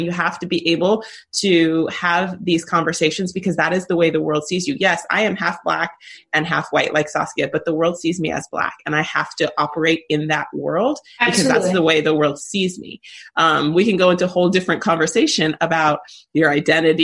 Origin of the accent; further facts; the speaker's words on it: California, United States; growing up in California